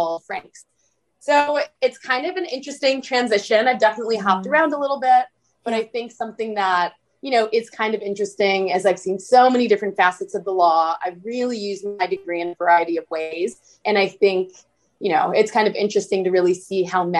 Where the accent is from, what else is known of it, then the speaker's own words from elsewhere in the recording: Bloomfield Hills, Michigan, United States; moved away as an adult; also born or lived in Washington, D.C. / Berkeley, California / New York; I'm originally from Bloomfield Hills, Michigan.